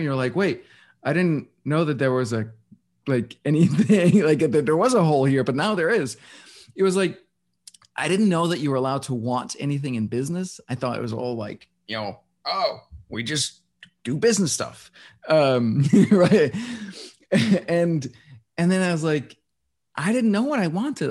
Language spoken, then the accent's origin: English; Denmark; now in New York City, United States; I was born and raised in Denmark